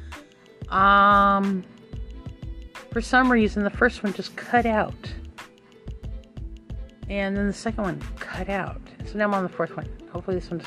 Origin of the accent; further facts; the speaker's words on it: Phoenix, Arizona, United States; now in West Virginia, United States; I'm actually originally from Phoenix